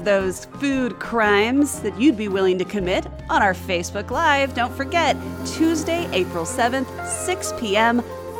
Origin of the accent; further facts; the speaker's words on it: Southern California, United States; Growing up, I grew up in Southern California